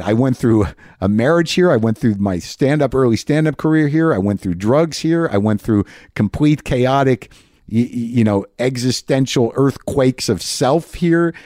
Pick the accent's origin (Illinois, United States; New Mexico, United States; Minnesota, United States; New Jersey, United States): New Mexico, United States; I grew up in New Mexico